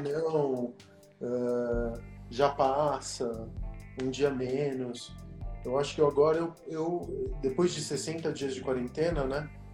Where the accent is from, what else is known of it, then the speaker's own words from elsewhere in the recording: São Paulo, Brazil; also born or lived in Argentina; eu sou da Santa Cecília, quando eu vim para o Brasil, eu, eu, morei na Santa Cecília na Martinico Prado